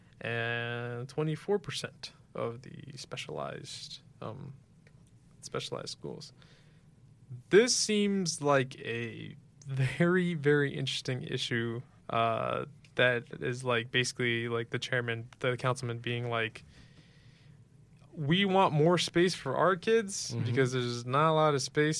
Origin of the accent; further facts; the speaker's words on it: United States; we're American